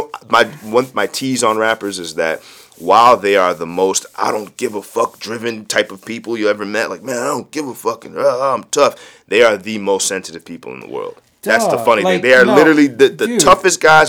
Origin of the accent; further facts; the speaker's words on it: DMV, United States; shout out to the DMV, man. That's my hometown